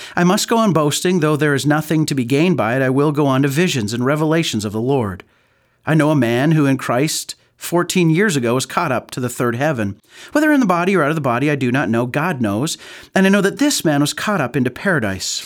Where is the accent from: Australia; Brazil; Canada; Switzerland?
Canada; Calgary, Alberta; growing up in Calgary